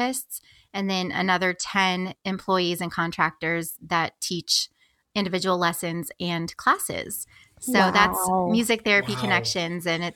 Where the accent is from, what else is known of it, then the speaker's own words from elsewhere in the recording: Springfield, Illinois, United States; came back to Springfield, my hometown in Illinois